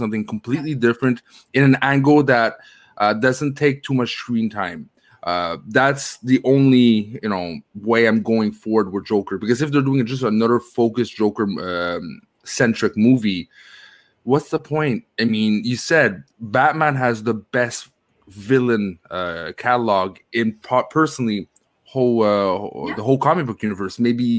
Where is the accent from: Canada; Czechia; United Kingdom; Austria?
Canada; I'm Canadian.